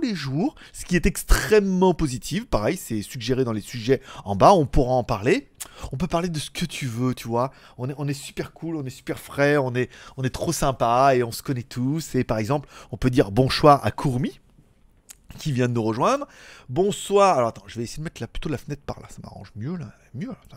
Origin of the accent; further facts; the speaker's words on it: France; moved away as an adult; also born or lived in China; now in Thailand; je réside en Thaïlande depuis 3 ans, après avoir vécu en Chine pendant 5 ans, et après avoir vécu en France pendant 30 ans